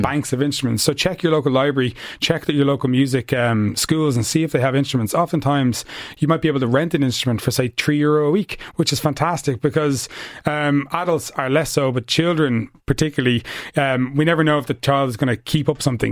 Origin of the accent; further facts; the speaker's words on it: Ireland; also born or lived in United States; in Ireland, we have this kind of self-conscious thing